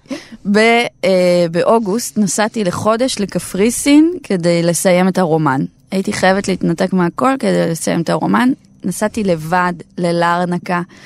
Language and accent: Hebrew; Nahariya, Northern District, Israel; אני מנהריה במקור